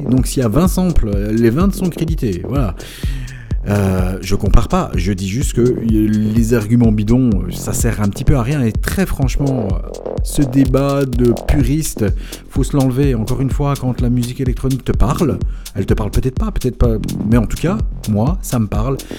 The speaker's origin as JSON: {"language": "French", "country": "Belgium", "said": "chez nous en Belgique"}